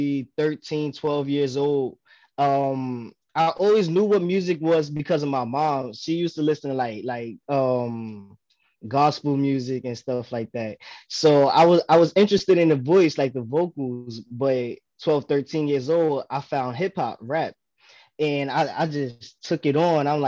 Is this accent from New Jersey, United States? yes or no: no; New York City, New York, United States; now in Delaware, United States; I'm in Delaware, but originally from Brooklyn, New York.